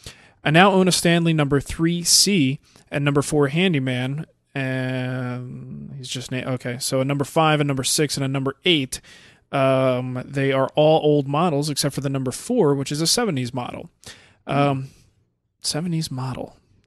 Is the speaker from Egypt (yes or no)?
no; Netherlands; Hey, Matt and Mark, how are you there up over instead of down under? I'm from the Netherlands, and I have a question about hand planes.